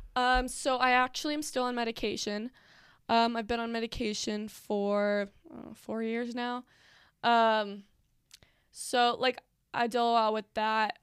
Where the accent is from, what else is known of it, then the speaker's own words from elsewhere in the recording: Pennsylvania, United States; moved away as an adult; now in Utah, United States; I am from Pennsylvania